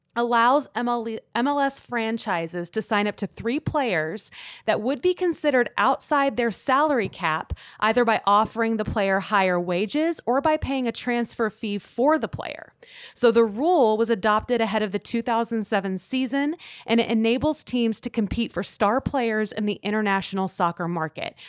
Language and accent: English; Houston, Texas, United States; now in Austin, United States; I'm from Houston